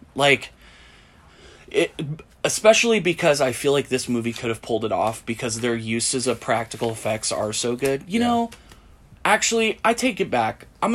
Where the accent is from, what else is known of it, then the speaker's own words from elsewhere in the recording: Portland, United States; now in Asheville, United States; I'm from Portland.